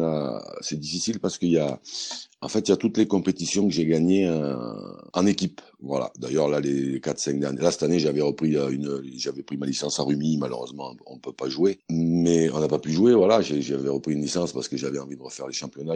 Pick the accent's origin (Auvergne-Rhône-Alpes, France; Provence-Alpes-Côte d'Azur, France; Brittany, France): Auvergne-Rhône-Alpes, France; Montélimar; moved away as an adult; now in Limoges, France; je suis originaire de Montélimar. même si je suis pas né, mais j'y suis arrivé très jeune